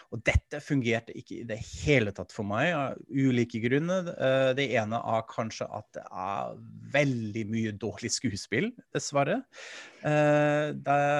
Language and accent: Norwegian; Germany; now in Norway; Jeg er tysk, jeg er vant til dette